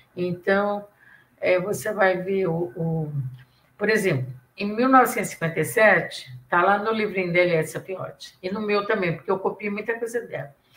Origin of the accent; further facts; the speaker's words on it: Santos, São Paulo, Brazil; accent: mineiro; also born or lived in Minas Gerais; now in São Paulo, Brazil; eu sou mineira, mas fui criada em Santos